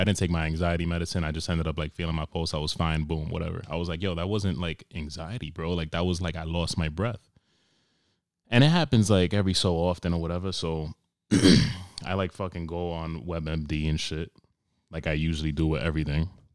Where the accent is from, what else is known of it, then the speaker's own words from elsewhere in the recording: New York, United States; moved away; I'm from New York